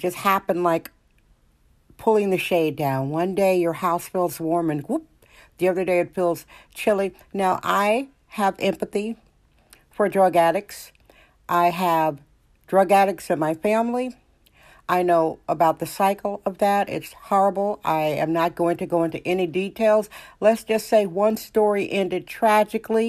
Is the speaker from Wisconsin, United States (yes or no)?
yes; Wisconsin, United States; now in San Francisco, United States; I'm from Wisconsin.